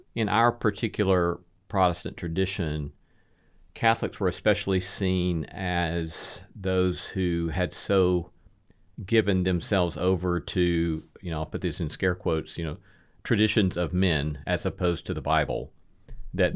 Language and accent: English; Alabama, United States; moved away as an adult; also born or lived in Notre Dame, Indiana; now in Nashville, United States; I was raised in Alabama